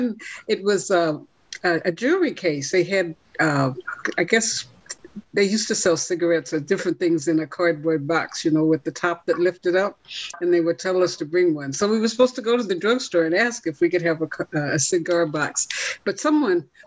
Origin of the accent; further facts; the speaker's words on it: Kansas, United States; moved away; when I was growing up in Kansas